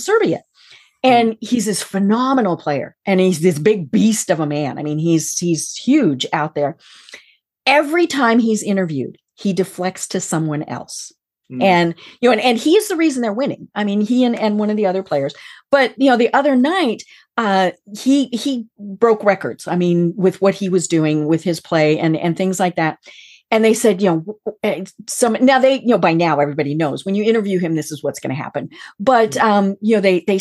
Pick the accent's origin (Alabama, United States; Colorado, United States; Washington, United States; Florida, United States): Colorado, United States; I am from Colorado